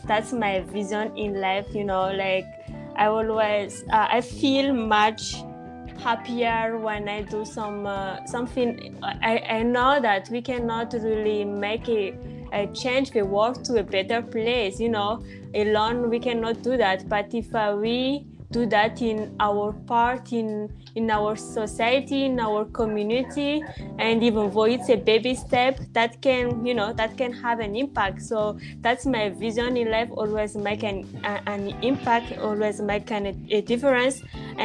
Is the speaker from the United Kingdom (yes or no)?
no; Madagascar; English is a second language; I'm from Madagascar, which is a country